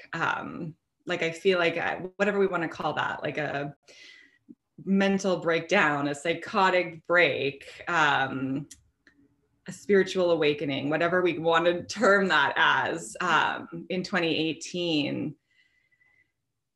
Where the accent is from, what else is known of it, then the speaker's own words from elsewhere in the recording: Portage la Prairie, Manitoba, Canada; I ended up finding a position in a long-term care in my hometown in Portage la Prairie